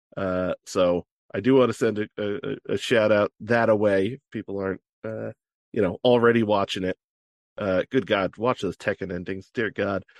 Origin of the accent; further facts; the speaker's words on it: New Jersey, United States; friggin' Elizabeth